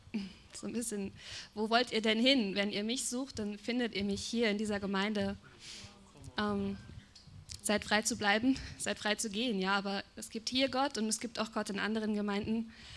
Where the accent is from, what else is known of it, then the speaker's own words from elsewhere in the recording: Germany; bin Deutsche, wir Deutschen